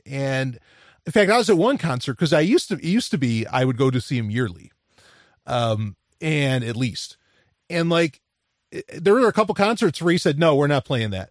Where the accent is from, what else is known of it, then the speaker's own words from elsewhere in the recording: New York City, New York, United States; I grew up in New York City